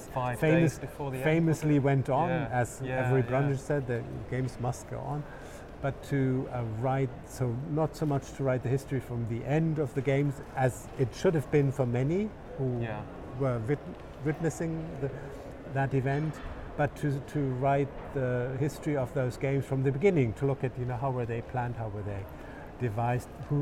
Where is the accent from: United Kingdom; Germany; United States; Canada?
Germany; Munich, Bavaria; moved away; I'm from Munich.